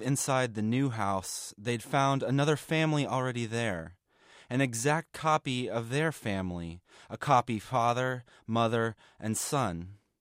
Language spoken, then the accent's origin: English; Atlanta, Georgia, United States; I'm from Atlanta, Georgia